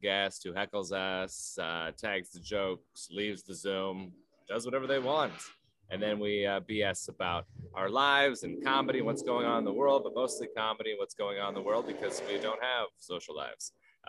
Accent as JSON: {"language": "English", "town": "Everett", "region": "Washington", "country": "United States", "tie": "born or raised there", "said": "my hometown of Everett, Washington."}